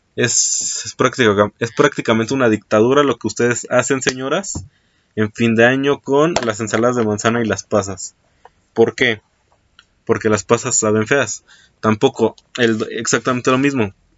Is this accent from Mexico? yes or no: yes; Mexico; aquí en mi país, en México